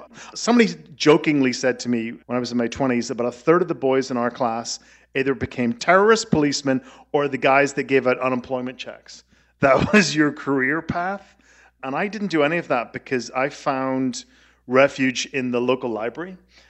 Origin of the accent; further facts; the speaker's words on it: Belfast, Northern Ireland, United Kingdom; moved away as an adult; also born or lived in New York City; I says, I'm from Belfast.